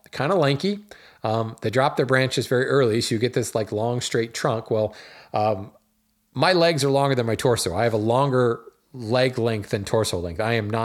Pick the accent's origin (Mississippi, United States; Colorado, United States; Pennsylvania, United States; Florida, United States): Colorado, United States; now in Oklahoma, United States; I was used to ponderosa pine growing up in Colorado. Then I moved to Oklahoma and I found southern yellow pine.